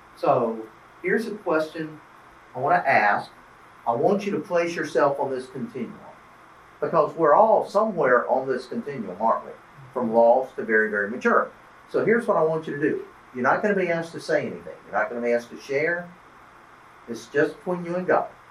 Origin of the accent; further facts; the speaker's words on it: Albany, Georgia, United States; now in Tennessee, United States; I grew up here in Georgia, grew up in Southwest Georgia in Albany